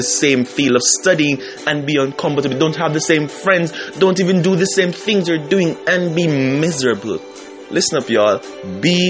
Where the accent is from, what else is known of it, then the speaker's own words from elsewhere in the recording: Jamaica; moved away; my home country in Jamaica